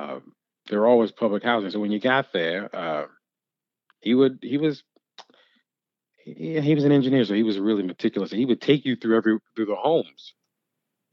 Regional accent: Louisville, Kentucky, United States; moved away; also born or lived in New York; I'm from Louisville

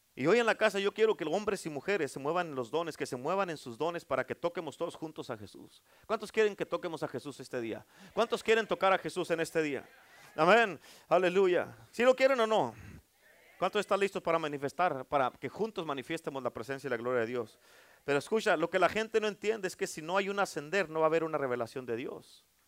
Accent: Durango, Mexico; soy de Durango

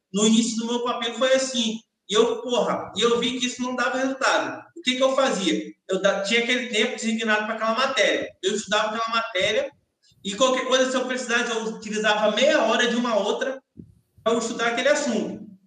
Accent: Salvador, Bahia, Brazil; moved away; como eu saí de Salvador tem muito tempo, meus pais não moram mais em Salvador

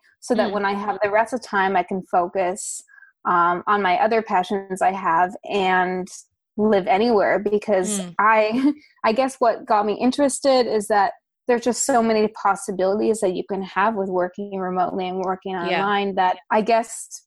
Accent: Toronto, Ontario, Canada; moved away as an adult; also born or lived in Thailand; I'm from Canada, originally Toronto, to be exact

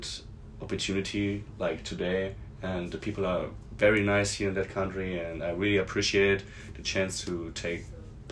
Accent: Hesse, Germany; we are from Hessen and we are living next to Frankfurt.

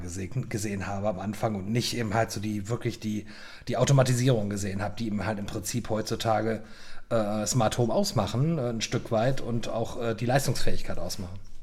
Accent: North Rhine-Westphalia, Germany; also born or lived in Miami / Munich / Berlin; now in Prague, Czech Republic; ich bin 49 Jahre alt, ich bin am Niederrhein aufgewachsen

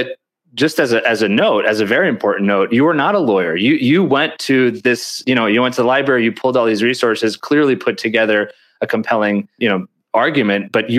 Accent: New York City, New York, United States; That's so funny, because as a New Yorker

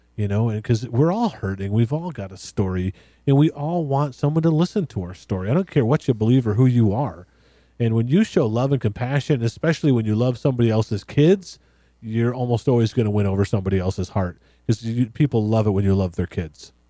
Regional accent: West Michigan, United States; really right wing, white, conservative Christian boy growing up in West Michigan

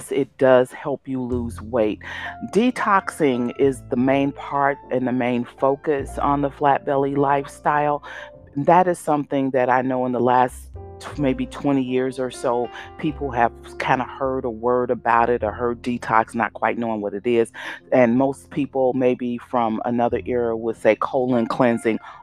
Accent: Chicago, Illinois, United States; my hometown, Chicago

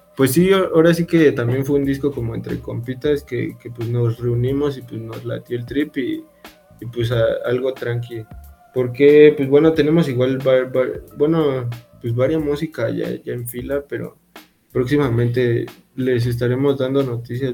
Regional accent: Ecatepec, State of Mexico, Mexico; yo soy de Catepec

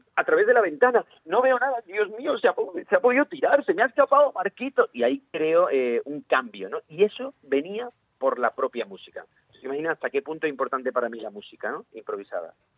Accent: Valle de Abdalajís, Andalusia, Spain; si había una obra de teatro en, el cole, en el Valle de Abdalají, que de donde soy

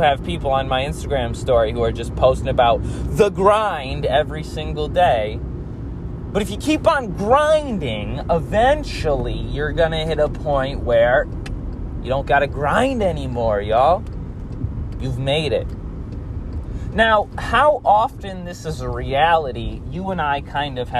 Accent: United States; I grew up in the United States.

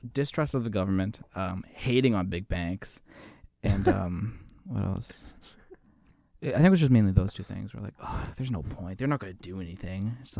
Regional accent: Boston, Massachusetts, United States; accent: Boston; I hate having a Boston accent.

